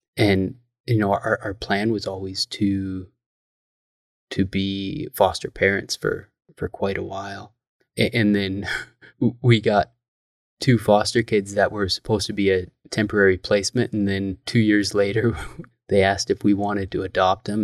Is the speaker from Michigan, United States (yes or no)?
yes; Michigan, United States; moved away as an adult; also born or lived in Missouri; Planted in Michigan. I grew up in the house that my mom grew up in.